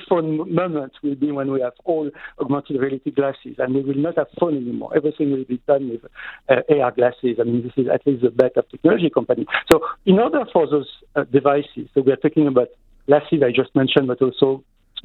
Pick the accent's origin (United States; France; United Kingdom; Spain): France; now in Montreal, Canada; in my home country, in France